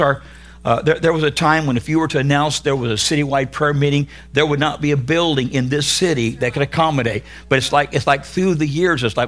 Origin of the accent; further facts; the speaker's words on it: California, United States; I am from California